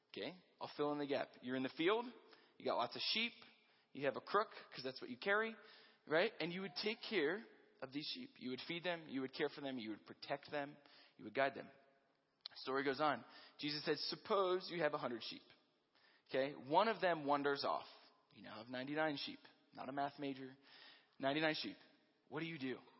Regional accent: Hershey, Pennsylvania, United States; now in Colorado, United States; I grew up in Hershey, Pennsylvania

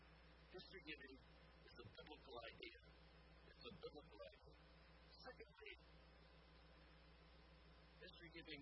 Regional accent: Alameda, California, United States; born there; I was born on March 17, 1942, in Alameda, California.

